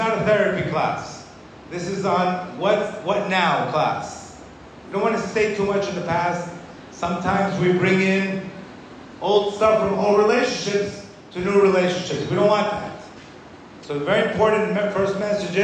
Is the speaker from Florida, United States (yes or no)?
yes; Miami, Florida, United States; when I was 23, 24, growing up in Miami, completely lost